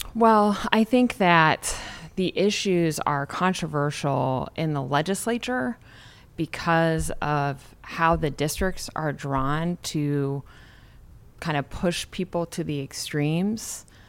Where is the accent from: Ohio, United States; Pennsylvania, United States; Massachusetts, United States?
Ohio, United States; Garrettsville; born or raised there